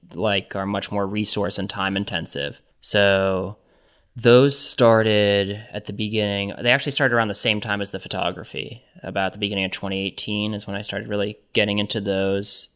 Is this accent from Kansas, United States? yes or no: yes; Johnson County, Kansas, United States; I grew up in Johnson County, which is in Kansas.